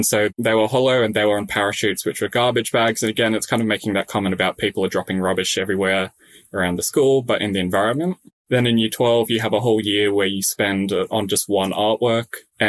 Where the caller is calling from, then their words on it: Sydney, New South Wales, Australia; Yes, I'm in my bedroom at home in Sydney.